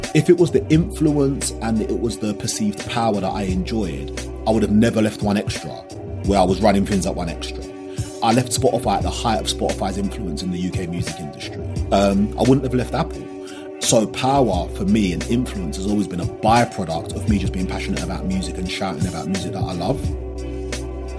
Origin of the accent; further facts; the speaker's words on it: London, United Kingdom; growing up in South London